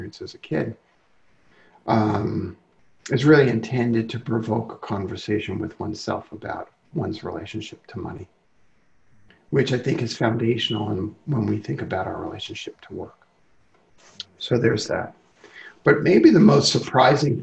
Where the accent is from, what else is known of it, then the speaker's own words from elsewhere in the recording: New York City, New York, United States; I grew up in Brooklyn